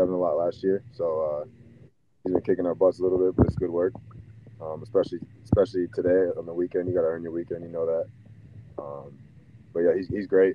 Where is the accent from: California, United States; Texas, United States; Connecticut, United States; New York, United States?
Connecticut, United States; moved away as an adult; also born or lived in Winston-Salem, North Carolina; now in Norman, United States; I'm from Connecticut, and then spent 5 years at Wake